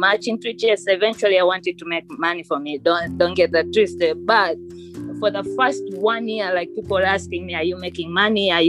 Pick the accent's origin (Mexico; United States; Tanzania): Tanzania; moved away; I'm technically from Tanzania